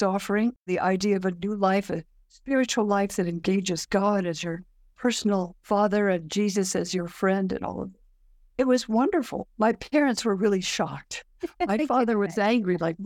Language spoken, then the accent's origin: English; Palo Alto, California, United States; growing up in Palo Alto, my father was a research biologist